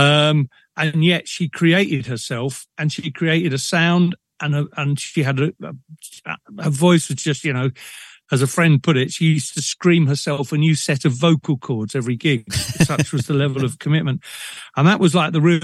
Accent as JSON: {"language": "English", "region": "London", "country": "United Kingdom", "tie": "born or raised there", "also_born_or_lived": "Liverpool", "moved": "as an adult", "lives_now": "Brecon, United Kingdom", "said": "born and bred in Liverpool, and until about the age of five, and I was dragged to London"}